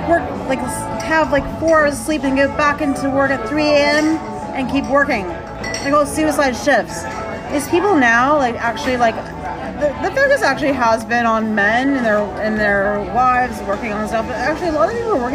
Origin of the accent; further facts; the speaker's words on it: United States; I'm American